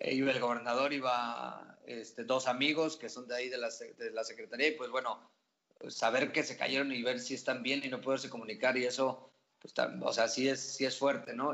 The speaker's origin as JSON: {"language": "Spanish", "town": "Santiago de Querétaro", "region": "Querétaro", "country": "Mexico", "also_born_or_lived": "Oaxaca", "said": "yo soy de Querétaro."}